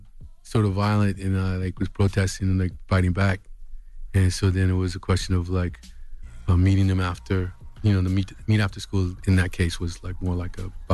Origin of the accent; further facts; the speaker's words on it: Los Angeles, California, United States; also born or lived in Texas; I was born in Texas. I was raised in South Central till I was about 11, and then in California. Then we moved out to Carson on the Carson Compton line.